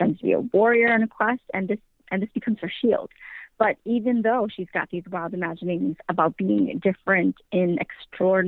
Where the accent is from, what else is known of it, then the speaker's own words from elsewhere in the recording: Wisconsin, United States; I am from Wisconsin